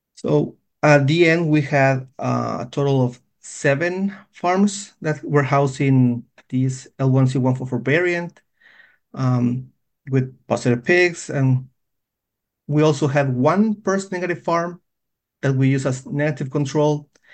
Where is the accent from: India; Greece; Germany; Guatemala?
Guatemala; moved away as an adult; now in Minnesota, United States; I was born and raised in Guatemala